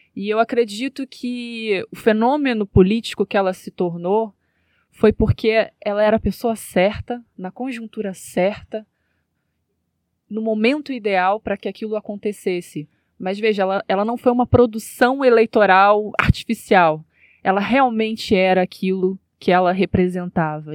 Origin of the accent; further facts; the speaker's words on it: Rio de Janeiro, Brazil; Eu venho, né, da, da zona norte do Rio de Janeiro